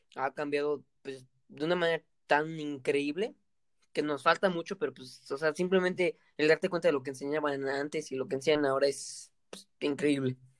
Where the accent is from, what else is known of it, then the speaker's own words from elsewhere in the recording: Mexico; nosotros somos mexicanos.